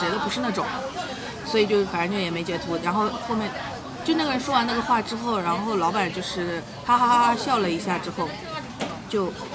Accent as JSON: {"language": "Chinese", "region": "Shanghai", "country": "China", "said": "我们上海人"}